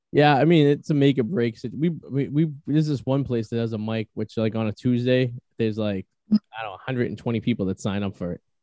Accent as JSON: {"language": "English", "region": "New England", "country": "United States"}